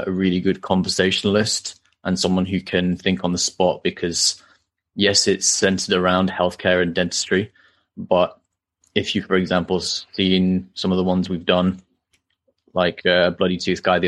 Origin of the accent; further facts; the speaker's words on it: Halifax, Yorkshire and the Humber, United Kingdom; also born or lived in Newcastle; I was born in Halifax, grew up there, still live here after university as well.